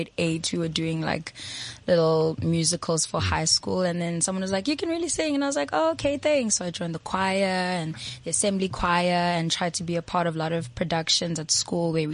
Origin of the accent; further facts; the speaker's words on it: Durban, KwaZulu-Natal, South Africa; now in Johannesburg, South Africa; I was born in Durban